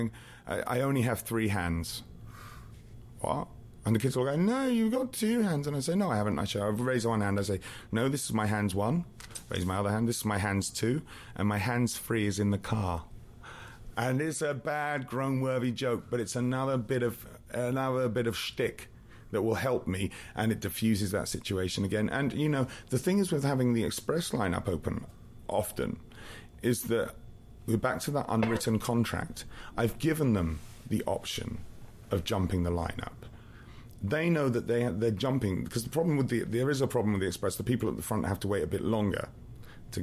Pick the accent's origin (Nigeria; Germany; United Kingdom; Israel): United Kingdom; England; now in Canada; I'm English, but I live in Canada.